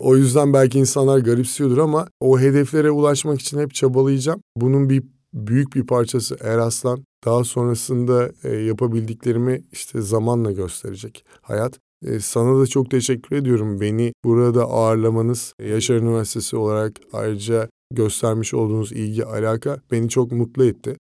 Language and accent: Turkish; Ankara, Turkey; moved away as an adult; now in Izmir, Turkey; Ankara'da doğup büyüdüm